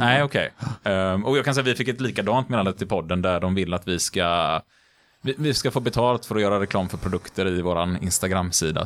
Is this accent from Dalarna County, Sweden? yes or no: no; Gothenburg, Västra Götaland, Sweden; Nu är jag uppväxt i Majorna i Göteborg